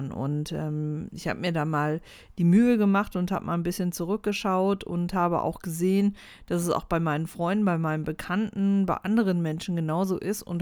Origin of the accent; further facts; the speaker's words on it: Germany; moved away as an adult; ich bin in Deutschland aufgewachsen, ich bin hier groß geworden und bin dann erst mit ähm, Anfang 20 habe ich den Schritt gemacht in die große weite Welt